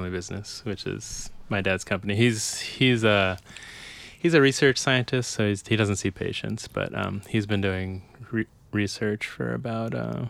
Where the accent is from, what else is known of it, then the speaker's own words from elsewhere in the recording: Silver Spring, Maryland, United States; also born or lived in Bethesda, Maryland; No, I grew up in Maryland.